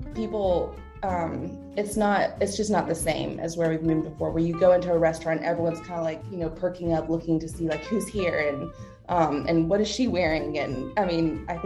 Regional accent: South Carolina, United States; also born or lived in Nashville / Jacksonville; now in Roanoke, United States; We're both originally from South Carolina

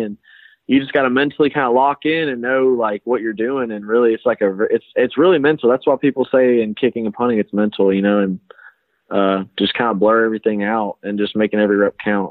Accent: Alabama, United States; I'm from Alabama

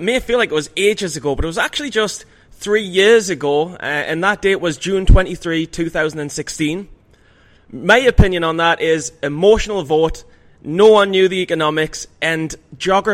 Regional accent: England, United Kingdom; As an Englishman

